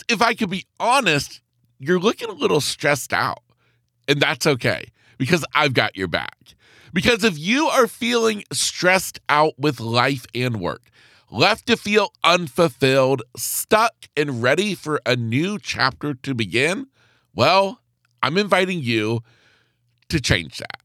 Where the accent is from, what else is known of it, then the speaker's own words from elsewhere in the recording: the South, United States; growing up in the South